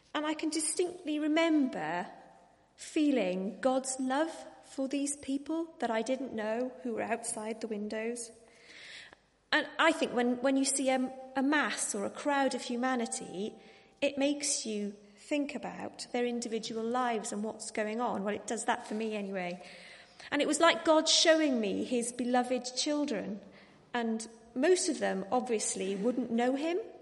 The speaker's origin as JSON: {"language": "English", "region": "Wales", "country": "United Kingdom", "said": "I am Welsh"}